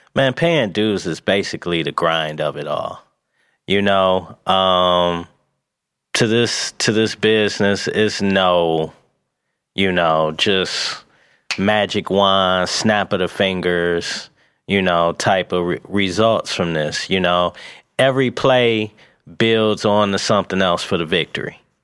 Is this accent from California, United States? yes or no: no; Pontiac, Michigan, United States; also born or lived in Atlanta; I'm from Pontiac